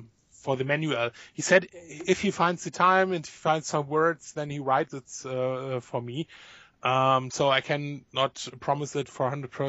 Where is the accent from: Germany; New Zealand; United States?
Germany; born there; Yes, because I was born in Germany, but working for them.